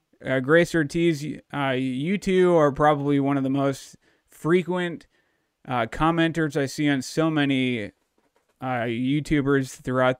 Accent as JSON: {"language": "English", "town": "Dallas", "region": "Texas", "country": "United States", "tie": "born or raised there", "also_born_or_lived": "Corpus Christi, Texas", "moved": "as an adult", "lives_now": "Missouri, United States", "said": "While I grew up down in Dallas, Texas"}